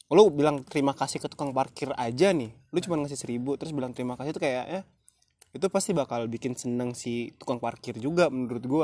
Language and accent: Indonesian; Bengkulu, Indonesia; gue aslinya Bengkulu tapi gue anak rantau.